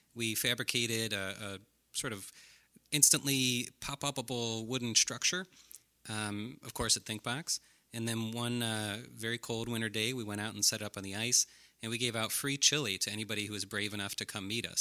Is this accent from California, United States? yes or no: no; Brecksville, Ohio, United States; I grew up in Brecksville, Ohio.